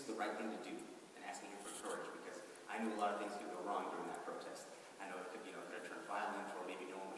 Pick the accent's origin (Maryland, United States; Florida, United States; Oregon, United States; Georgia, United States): Oregon, United States; Astoria; I'm from Astoria, Oregon, which is a small coastal community